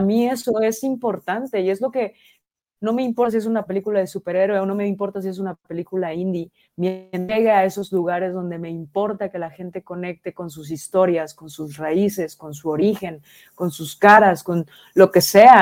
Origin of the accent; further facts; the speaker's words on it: Mexico; como mexicana me siento súper orgullosa